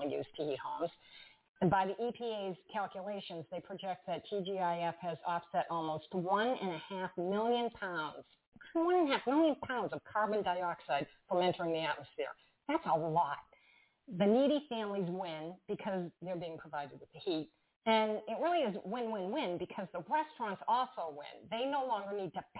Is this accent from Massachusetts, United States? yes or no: yes; Massachusetts, United States; I'm from Massachusetts